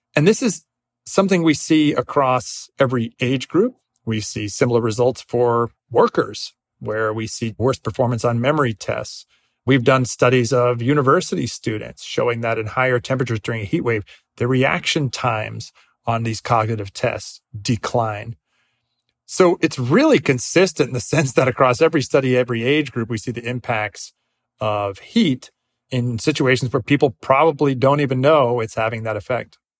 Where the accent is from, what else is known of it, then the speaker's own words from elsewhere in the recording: Northeast, United States; I grew up in the Northeast.